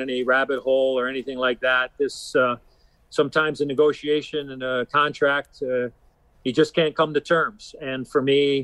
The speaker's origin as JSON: {"language": "English", "town": "Chicago", "region": "Illinois", "country": "United States", "tie": "born or raised there", "said": "I lived a dream in my hometown. You know, I mean, I grew up a Hawk fan"}